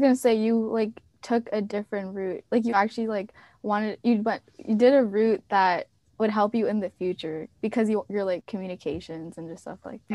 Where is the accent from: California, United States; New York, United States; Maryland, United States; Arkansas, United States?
Maryland, United States; moved away as an adult; I was from Maryland